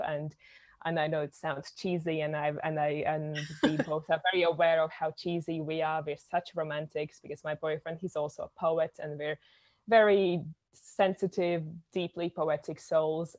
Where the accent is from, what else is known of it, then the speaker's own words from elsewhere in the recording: Latvia; I am from Latvia, which is a tiny little country in Europe